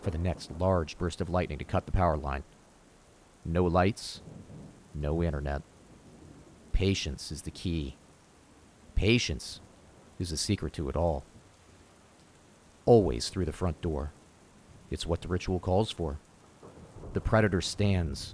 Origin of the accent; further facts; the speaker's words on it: Florida, United States; our creepy, swampy childhood town where we grew up in Florida